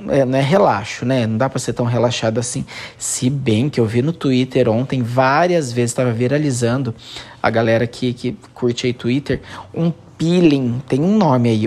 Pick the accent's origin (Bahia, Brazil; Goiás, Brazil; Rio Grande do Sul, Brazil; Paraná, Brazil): Paraná, Brazil; Santo Antônio da Platina; moved away; lá no meu país, em Santo Antônio da Platina